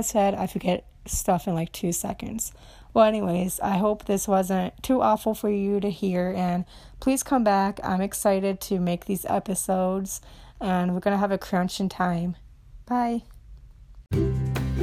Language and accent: English; Romania; English is a second language; now in Minnesota, United States; I'm from Romania. I've been here seventeen years in the U S, in Minnesota